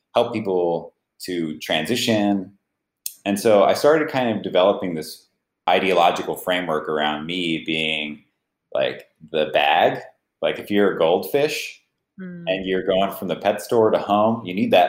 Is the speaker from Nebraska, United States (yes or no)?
no; Gilroy, California, United States; the home where I grew up in Gilroy, California